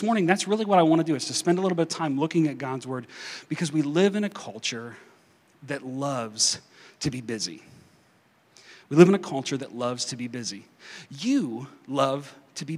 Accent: Kentucky, United States; moved away; I'm showing my kids my hometown

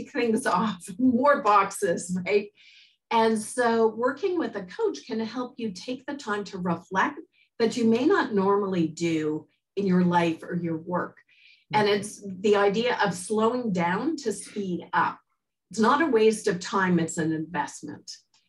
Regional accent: Montreal, Quebec, Canada; I was born in Montreal, and actually I was in the first French immersion class in the province

